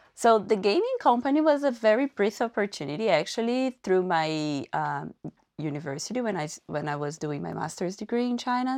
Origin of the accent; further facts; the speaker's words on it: Paraíba, Brazil; now in Halifax, Canada; I'm from Paraíba, which is the northeast part of Brazil